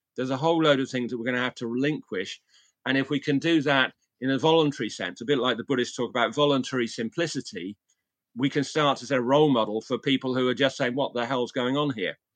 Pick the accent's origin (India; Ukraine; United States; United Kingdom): United Kingdom; England; my hometown in, in England